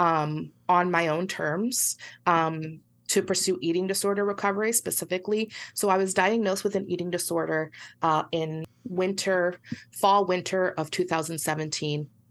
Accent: Puerto Rico; I'm from Puerto Rico

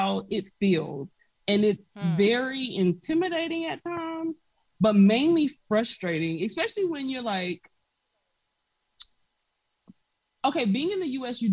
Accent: South Carolina, United States; moved away as an adult; now in Poland; I was born and raised in South Carolina

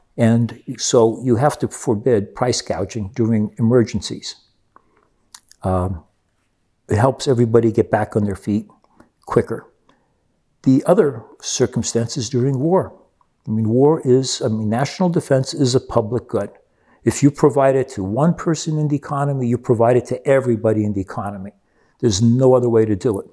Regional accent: Rio de Janeiro, Brazil; moved away; I grew up with that in Rio de Janeiro.

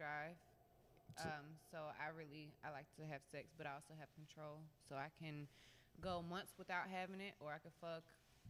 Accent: Brunswick, Georgia, United States; I am from Brunswick, Georgia.

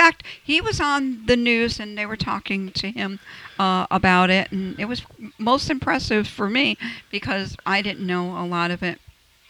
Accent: Albany, New York, United States; moved away; 100 years is a radio station in my hometown. Yeah, I may live here, but I'm still a New York girl at heart.

